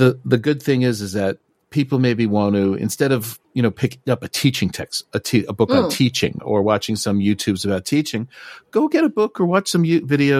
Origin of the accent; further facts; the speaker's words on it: United States; I'm American